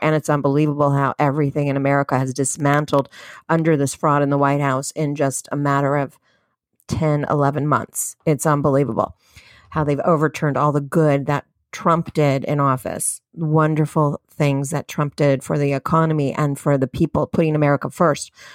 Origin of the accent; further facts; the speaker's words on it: United States; as American citizens.